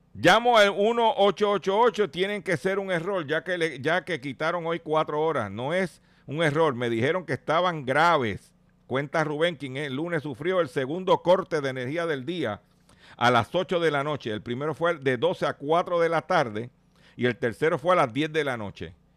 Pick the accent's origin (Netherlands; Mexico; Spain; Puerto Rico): Puerto Rico